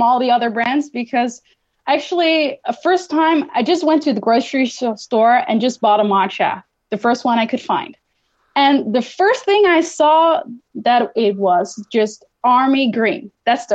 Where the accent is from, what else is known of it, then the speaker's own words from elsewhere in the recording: Netherlands; my home country, the Netherlands